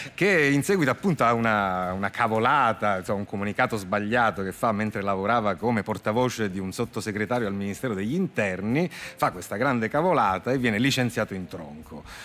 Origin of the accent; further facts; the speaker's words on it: Palermo, Sicily, Italy; Io sono palermitano